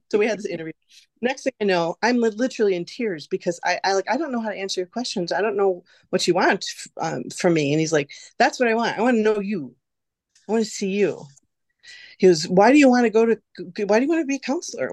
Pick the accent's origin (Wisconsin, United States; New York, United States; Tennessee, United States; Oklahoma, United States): Wisconsin, United States; West Bend; also born or lived in Oshkosh, Wisconsin; I was born and raised in West Bend here